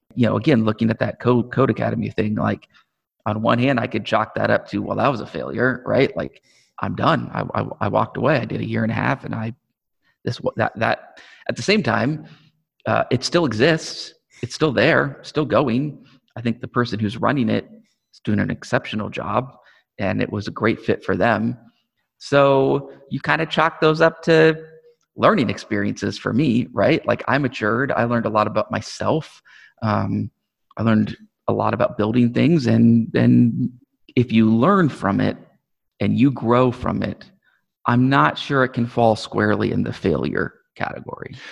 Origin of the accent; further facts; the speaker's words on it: Omaha, Nebraska, United States; I'm from Omaha. I grew up in Omaha. been here all my life